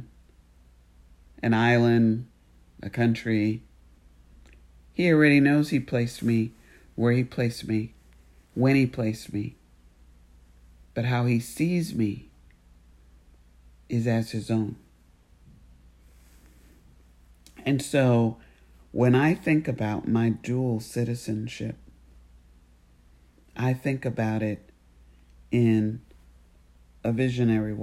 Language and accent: English; United States; as an American